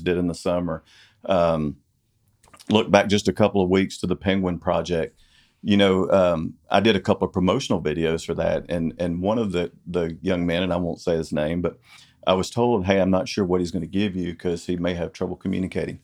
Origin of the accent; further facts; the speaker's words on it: Corsicana, Texas, United States; also born or lived in Dallas / Italy, Texas; this has been my hometown